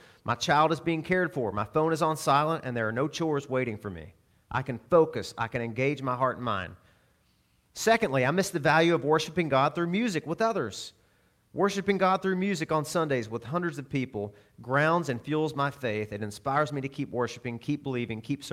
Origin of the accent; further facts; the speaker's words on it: Arkansas, United States; I'm from Arkansas